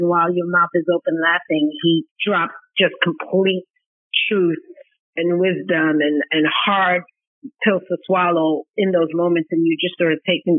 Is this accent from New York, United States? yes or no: yes; New York City, New York, United States; growing up in New York City.